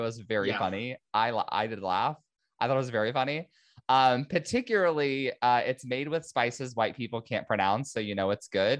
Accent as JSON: {"language": "English", "region": "Indiana", "country": "United States", "moved": "yes", "lives_now": "Southern California, United States", "said": "I'm not from here. I live here, but I'm originally from the Midwest, Indiana"}